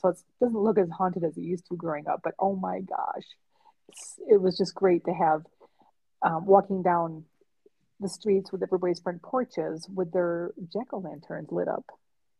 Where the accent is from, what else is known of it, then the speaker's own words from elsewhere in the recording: New York, United States; as a kid growing up in New York State